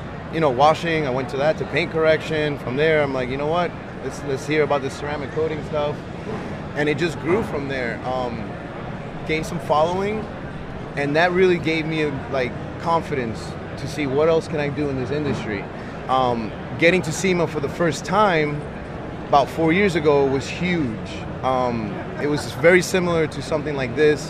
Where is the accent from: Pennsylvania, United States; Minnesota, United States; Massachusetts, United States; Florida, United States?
Florida, United States; Miami; I'm down from Miami, borderline Broward County, Dade County